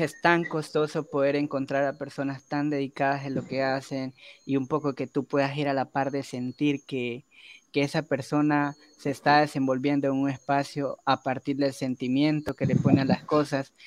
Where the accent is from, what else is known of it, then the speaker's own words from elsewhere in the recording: Ecuador; yo asumo una nacionalidad por haber nacido de este lado del río, ¿no? y los otros asumen otra nacionalidad por haber nacido del otro lado del río. Así que yo soy ecuatoriano